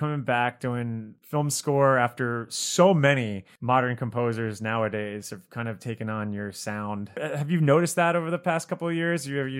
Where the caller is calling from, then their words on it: Chicago, Illinois, United States; We're in Chicago, but I'm not a Chicago Bulls fan.